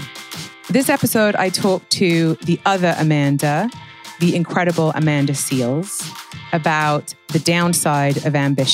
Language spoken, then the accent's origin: English; England, United Kingdom; I'm from England where it rains 362 days a year.